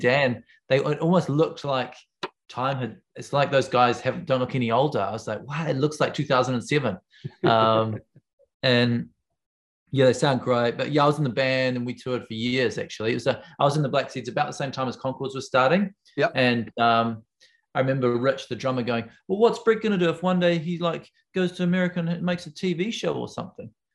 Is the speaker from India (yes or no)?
no; Wellington, New Zealand; I come from Wellington, where everyone knows everyone.